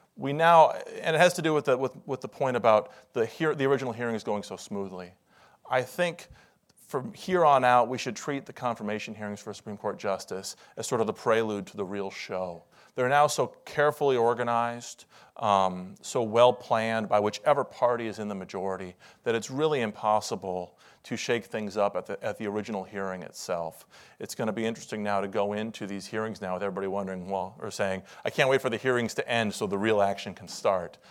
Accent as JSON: {"language": "English", "region": "Iowa", "country": "United States", "tie": "born or raised there", "moved": "yes", "lives_now": "Washington, D.C., United States", "said": "I'm originally from Iowa, where in the last few weeks they've gotten twenty-six inches of snow."}